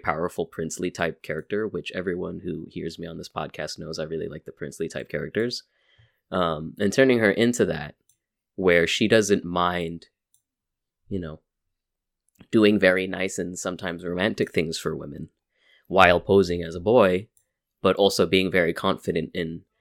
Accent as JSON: {"language": "English", "region": "California", "country": "United States", "said": "I'm from California"}